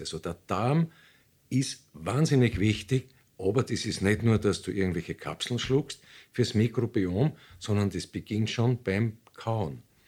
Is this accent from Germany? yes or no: no; Austria; bei uns in Österreich